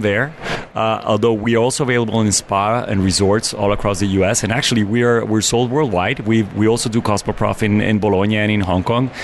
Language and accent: English; Mexico City, Mexico; moved away as an adult; now in United States; I'm originally from Mexico City, and I moved to America 11 years ago.